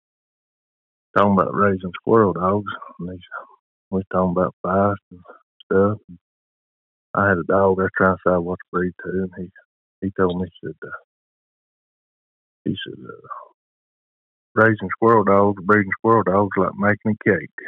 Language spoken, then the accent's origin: English; Whipple, Tennessee, United States; I'm from Whipple, Tennessee